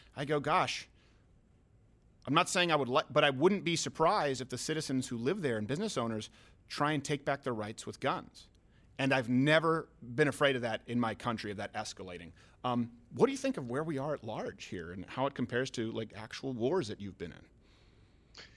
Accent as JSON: {"language": "English", "country": "Canada", "moved": "yes", "lives_now": "United States", "said": "I'm French Canadian"}